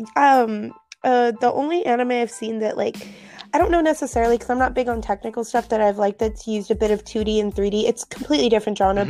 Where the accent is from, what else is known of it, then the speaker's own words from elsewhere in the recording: United States; I'm actually from the United States